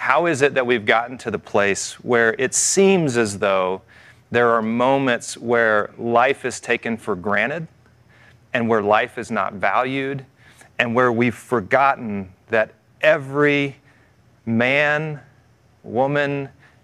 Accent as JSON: {"language": "English", "region": "the South", "country": "United States", "tie": "born or raised there", "said": "I grew up in the South"}